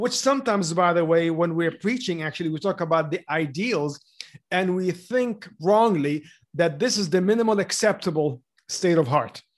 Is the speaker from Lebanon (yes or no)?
yes; Lebanon; moved away; I grew up in Lebanon during the war. Basically, my whole childhood was, was the war.